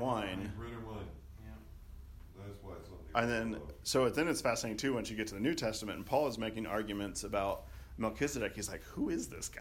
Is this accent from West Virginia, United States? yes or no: no; Arkansas, United States; when I was growing up in Arkansas